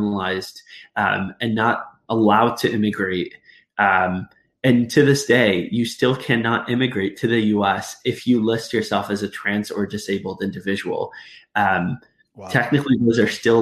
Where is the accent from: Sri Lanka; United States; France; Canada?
United States; Arizona; moved away as an adult; now in Northern Ireland, United Kingdom; growing up in Arizona